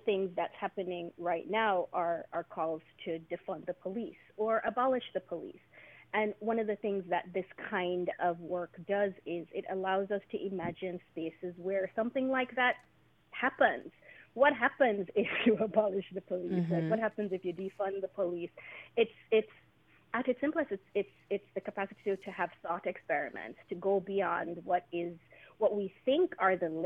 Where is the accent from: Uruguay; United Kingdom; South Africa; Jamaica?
Jamaica; now in United States; I'm from Jamaica originally